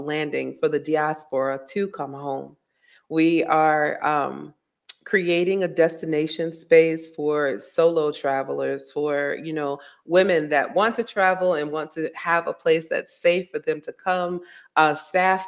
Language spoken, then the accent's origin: English; Virginia, United States; moved away as an adult; now in Dakar, Senegal; I was a child growing up in Virginia